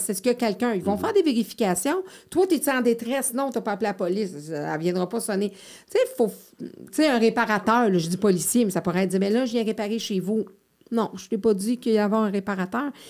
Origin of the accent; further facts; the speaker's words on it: Montreal, Quebec, Canada; je le sais parce que j'ai grandi à Montréal, quand c'est ton environnement, puis que tu prends ton vélo, puis que tu traverses les, huit ruelles bord en bord, c'est ta communauté.